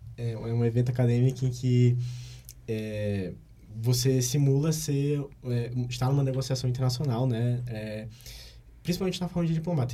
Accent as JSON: {"language": "Portuguese", "town": "Fortaleza", "region": "Ceará", "country": "Brazil", "moved": "as an adult", "lives_now": "Brasília, Brazil", "said": "eu sou de Fortaleza"}